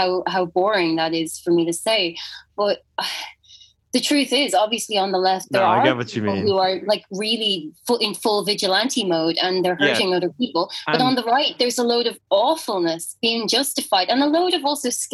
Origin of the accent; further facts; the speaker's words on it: Ireland; as Irish people